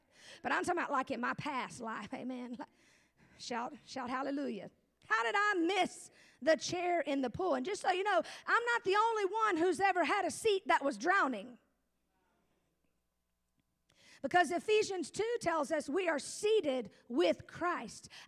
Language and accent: English; Gulf of Mexico, Gulf Coast, United States; moved away; I come from the hurricane state capital of America. I come from the Gulf of Mexico, where probably every hurricane starts